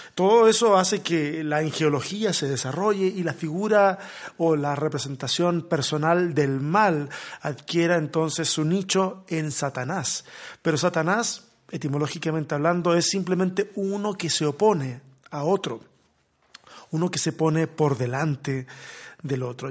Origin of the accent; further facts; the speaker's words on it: Chile; soy chileno